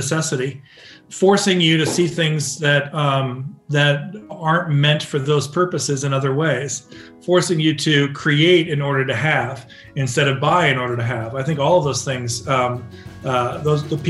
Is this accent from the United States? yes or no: yes; Orange County, California, United States; growing up in Orange County, you know, in the early 80s